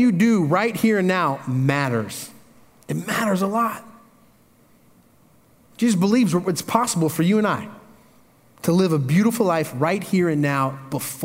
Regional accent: Indiana, United States; moved away; I grew up in Indiana. That's country

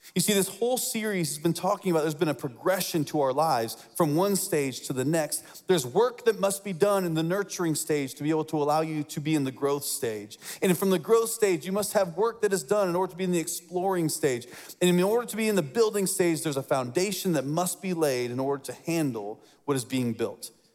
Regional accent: Lafayette, Indiana, United States; I grew up in Indiana

